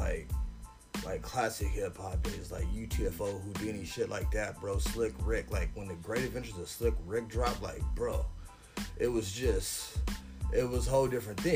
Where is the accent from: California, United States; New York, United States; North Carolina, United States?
California, United States; San Diego; Born and raised, I'm a San Diego, California native